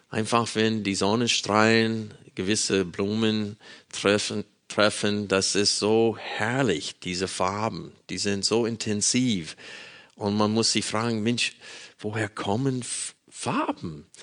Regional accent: Arkansas, United States; Ich bin in einer Baptistengemeinde in Arkansas groß geworden, äh, in den Südstaaten Amerikas.

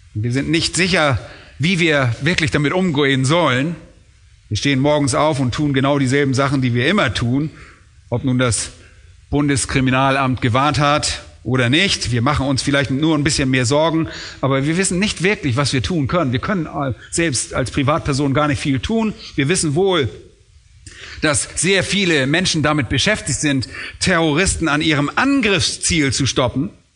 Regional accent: Germany; wir wollen als Deutsche

